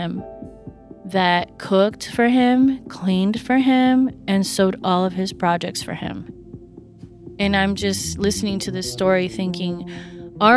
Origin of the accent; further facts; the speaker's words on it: Santa Barbara, California, United States; moved away as an adult; also born or lived in New York; Growing up in Santa Barbara and going to school at Parsons